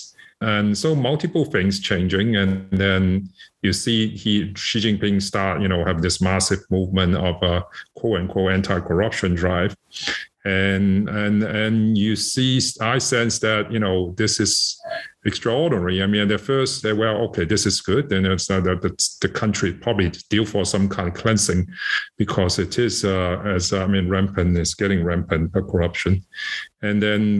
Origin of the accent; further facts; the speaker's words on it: Hong Kong; moved away as an adult; also born or lived in Shanghai, China / United States / Beijing, China; now in United Kingdom; I'm born in Shanghai. I left China when I was 10, and I grew up in Hong Kong, went to school in Hong Kong, and teenage